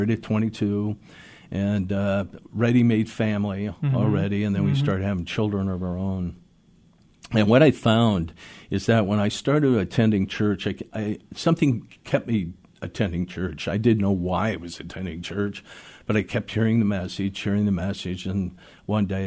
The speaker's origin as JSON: {"language": "English", "town": "Seattle", "region": "Washington", "country": "United States", "tie": "born or raised there", "said": "I was born and raised in Seattle, and mm-hmm. I grew up here in this city"}